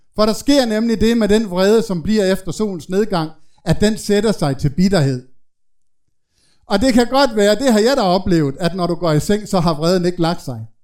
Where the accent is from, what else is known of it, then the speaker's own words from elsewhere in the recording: Denmark; nu er jeg jo fra Jylland